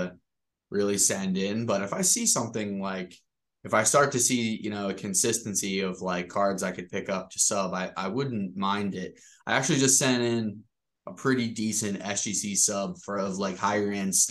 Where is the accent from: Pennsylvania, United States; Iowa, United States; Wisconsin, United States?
Pennsylvania, United States; Philadelphia; born or raised there